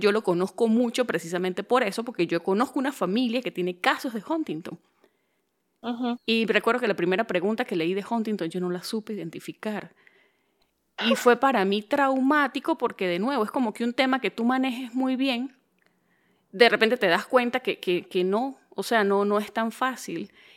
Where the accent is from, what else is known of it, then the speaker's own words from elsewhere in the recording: Venezuelan Andes, Venezuela; accent: gocho; moved away; soy de Venezuela